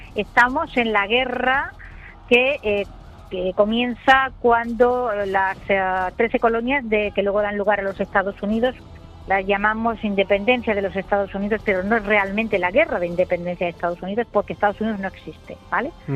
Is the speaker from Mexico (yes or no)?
no; El Borge, Andalusia, Spain; soy del Borges